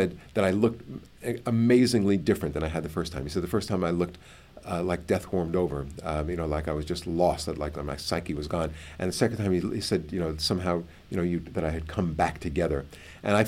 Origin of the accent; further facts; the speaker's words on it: New York, United States; I'm from New York